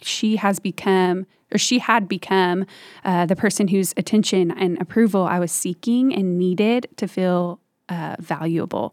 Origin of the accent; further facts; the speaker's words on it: Dallas, Texas, United States; I am from the Dallas area and grew up here